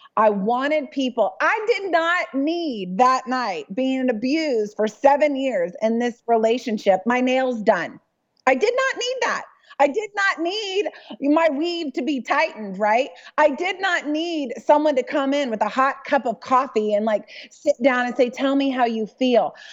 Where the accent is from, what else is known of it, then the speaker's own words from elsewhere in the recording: Dallas, Texas, United States; I'm from Dallas